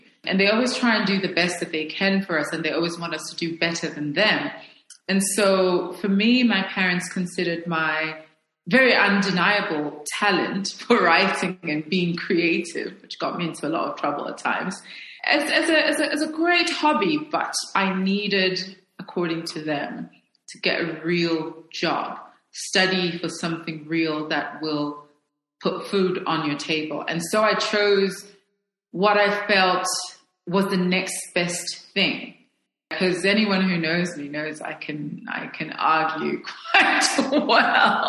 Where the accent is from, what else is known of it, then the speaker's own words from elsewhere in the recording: Lusaka, Lusaka Province, Zambia; moved away as an adult; now in Johannesburg, South Africa; I was born in Zambia. I spent my formative years in Zambia. My mother was from Zimbabwe. My father was from South Africa.